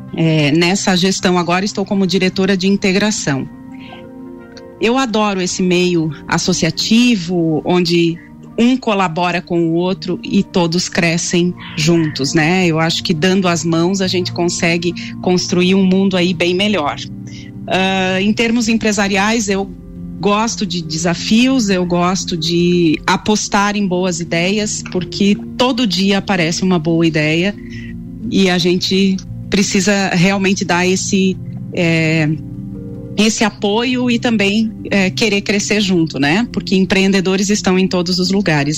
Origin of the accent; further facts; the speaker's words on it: São Miguel do Oeste, Santa Catarina, Brazil; moved away as an adult; now in Lages, Brazil; Sou natural de São Miguel do Oeste, mas moro aqui em Lages há 20 anos, então eu já sou lagiana